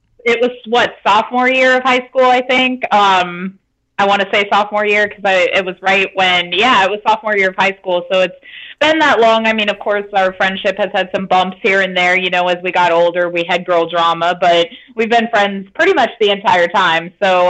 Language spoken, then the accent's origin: English; Billings, Montana, United States; moved away as an adult; also born or lived in North Carolina / South Florida; now in Destin, United States; I'm born and raised in Billings, Montana, randomly. So I was in Montana for years. And then I went to college in North Carolina